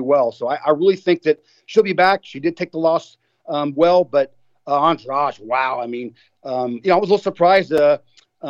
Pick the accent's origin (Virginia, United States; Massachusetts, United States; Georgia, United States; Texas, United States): Texas, United States; my home state, Austin, Texas